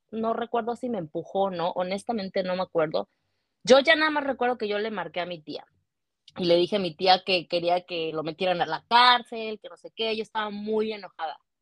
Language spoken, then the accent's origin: Spanish; Cancún, Quintana Roo, Mexico; also born or lived in Mérida, Yucatán; now in Vancouver, Canada; soy originaria de Mérida, Yucatán, eh, pero desde los dos años viví en Cancún, ahí crecí